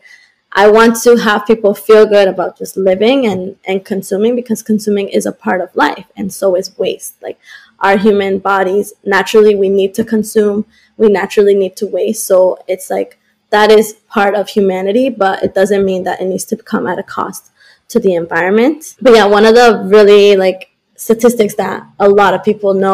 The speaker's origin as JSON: {"language": "English", "country": "Colombia", "tie": "born or raised there", "moved": "yes", "lives_now": "Boston, United States", "said": "I was born in Colombia, so I'm very connected to Latin America."}